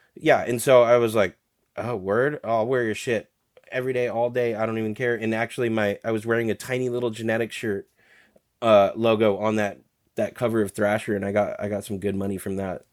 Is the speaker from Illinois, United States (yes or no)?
no; Alaska, United States; moved away; I appreciate growing up in Alaska